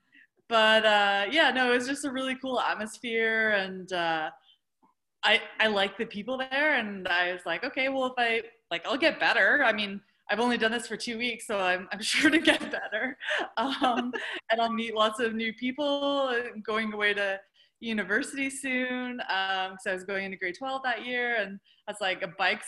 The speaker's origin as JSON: {"language": "English", "region": "New Brunswick", "country": "Canada", "tie": "born or raised there", "said": "so I grew up in New Brunswick. Rural, lived on a horse farm"}